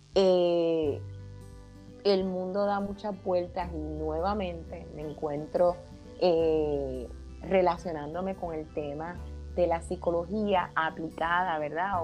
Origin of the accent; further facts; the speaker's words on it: Arecibo, Puerto Rico; soy arecibeña, puertorriqueña, nacida en el pueblo de Arecibo